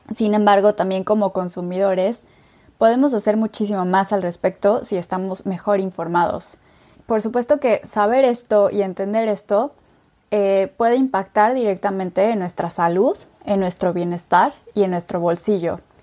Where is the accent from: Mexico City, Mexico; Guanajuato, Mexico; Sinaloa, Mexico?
Mexico City, Mexico; soy mexicana, nací en la Ciudad de México